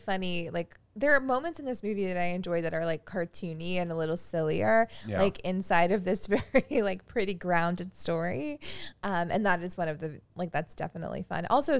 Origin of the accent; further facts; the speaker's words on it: North Carolina, United States; I'm from North Carolina